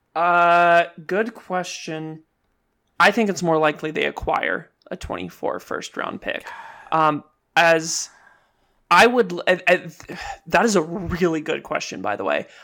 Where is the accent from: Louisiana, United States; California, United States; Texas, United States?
California, United States; Southern; growing up in Southern California, like I didn't really get into like sushi and Japanese food until a little bit later in life, but I grew up around really good Mexican food